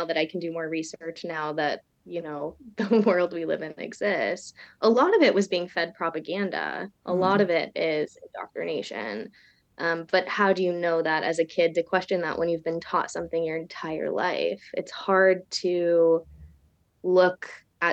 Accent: Bay Area, California, United States; I grew up in the Bay Area, which I find to be one of the most diverse places in America

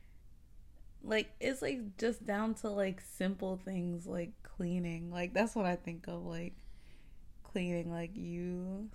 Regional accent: United States; I'm American

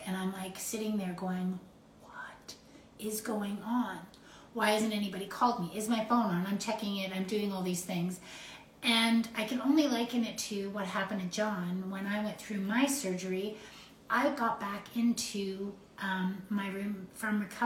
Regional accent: Canada; We are so Canadian

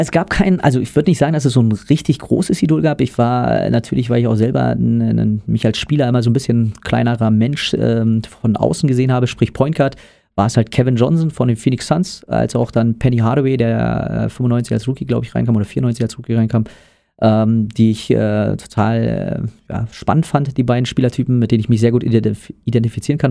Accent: Brandenburg, Germany; weil ich äh, aus einer Region stamme, wo es kein Basketball gab. Ähm, das heißt, ich komme aus Brandenburg.

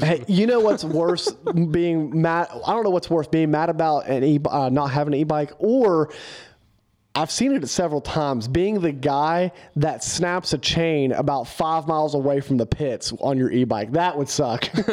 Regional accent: West Virginia, United States; we're from West Virginia

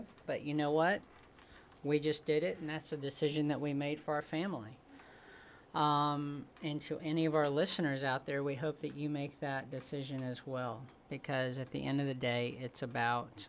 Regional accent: Alabama, United States; growing up in Alabama

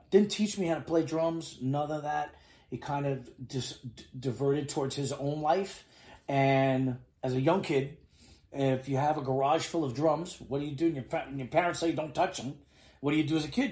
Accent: New York City, New York, United States; moved away as an adult; now in Miami, United States; I'm born and raised in New York City. So, a New Yorker, just like my father too

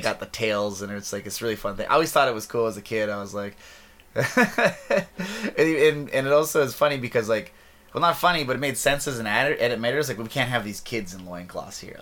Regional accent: interior of British Columbia, Canada; I'm from Sycas First Nation uh, in the interior of British Columbia

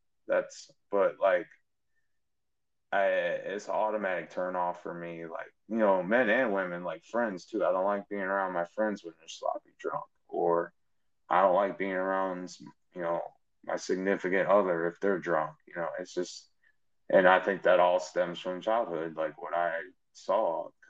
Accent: Chicago, Illinois, United States; growing up in Chicago watching Michael Jordan do his thing when they won their first championship.

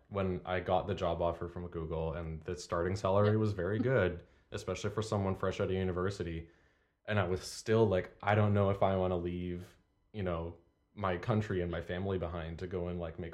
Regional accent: Canada; moved away; And people will call me out on my accent every now and then, although the longer I spend away from Canada, the less of it I have.

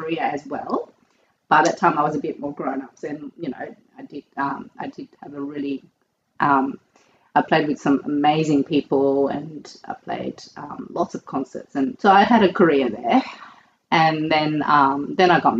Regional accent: Australia; moved away as an adult; it's my home country

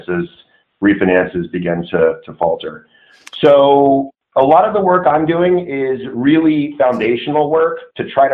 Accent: Southern California, United States; I grew up in Southern California

